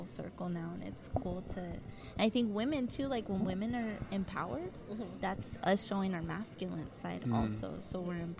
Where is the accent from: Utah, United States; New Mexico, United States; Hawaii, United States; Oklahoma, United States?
New Mexico, United States; I come from New Mexico, so it's real, like, real macho